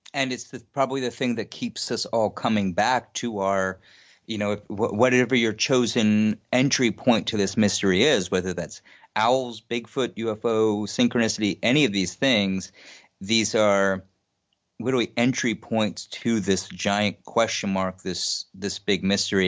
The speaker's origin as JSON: {"language": "English", "town": "New York City", "region": "New York", "country": "United States", "tie": "born or raised there", "said": "I grew up in Queens, New York"}